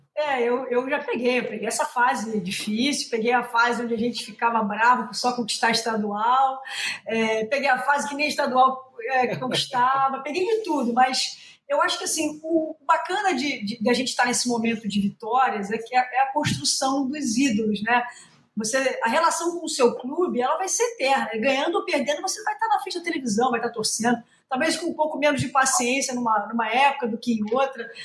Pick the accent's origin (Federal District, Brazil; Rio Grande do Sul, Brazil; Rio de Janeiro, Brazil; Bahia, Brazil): Rio de Janeiro, Brazil; eu sou nascida e criada, para quem não conhece, no subúrbio do Rio de Janeiro, eu sou de Irajá.